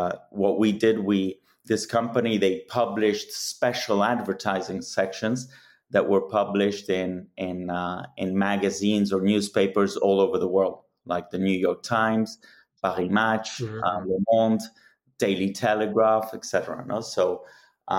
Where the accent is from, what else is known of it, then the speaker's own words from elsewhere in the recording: Madrid, Community of Madrid, Spain; also born or lived in Rome, Italy; I was born in Rome, but have lived most of my life in Madrid, in Spain